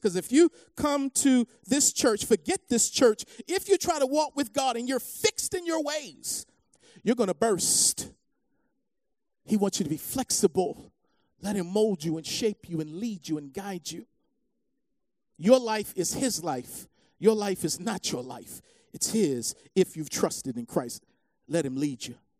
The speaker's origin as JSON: {"language": "English", "country": "United States", "said": "As American believers"}